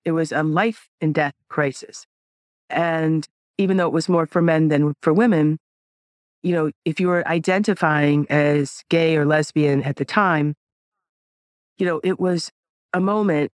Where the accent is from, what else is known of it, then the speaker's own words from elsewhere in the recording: New York, United States; I'm a New Yorker.